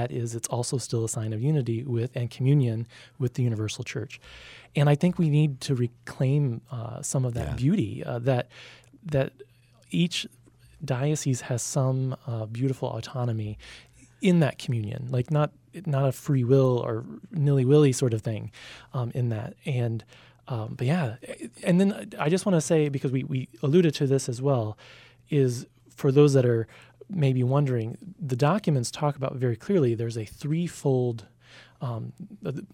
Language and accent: English; St. Louis, Missouri, United States; I grew up in the Archdiocese of St. Louis